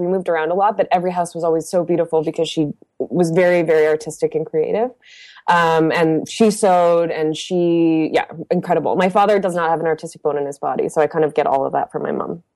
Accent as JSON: {"language": "English", "town": "Windsor", "region": "Ontario", "country": "Canada", "tie": "born or raised there", "moved": "yes", "lives_now": "Montreal, Canada", "said": "I grew up in a blue collar, um, industrial town called Windsor, Ontario"}